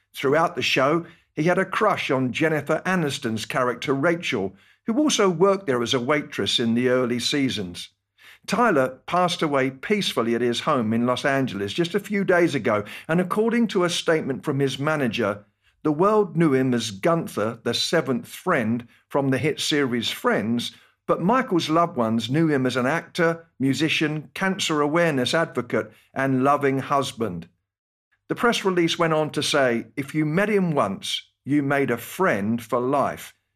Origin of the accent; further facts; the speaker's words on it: United Kingdom; accent: British; moved away as an adult; my British accent